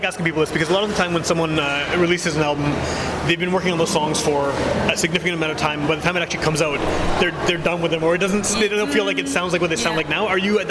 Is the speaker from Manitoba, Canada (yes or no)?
yes; Winnipeg, Manitoba, Canada; I am from Wolseley